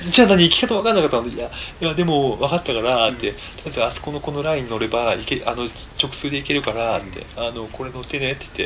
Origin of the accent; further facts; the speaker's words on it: Nagoya, Aichi, Japan; accent: Nagoya dialect; 僕、名古屋弁で言いましたもんね